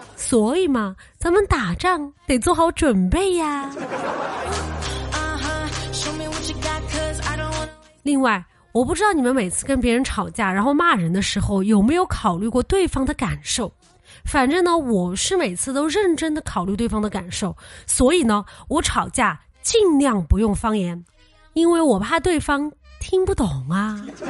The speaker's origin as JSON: {"language": "Chinese", "country": "China", "said": "我们中国人"}